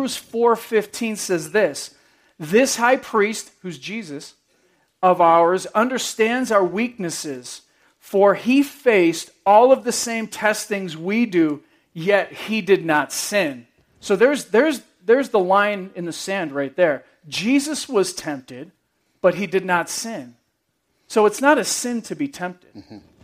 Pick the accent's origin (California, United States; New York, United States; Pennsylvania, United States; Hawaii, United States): New York, United States; I'm from New York